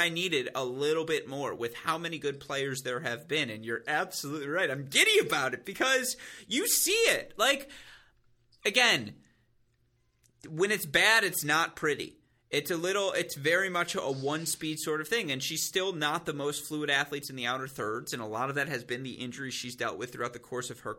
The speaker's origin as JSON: {"language": "English", "country": "United States", "said": "we're both from the United States"}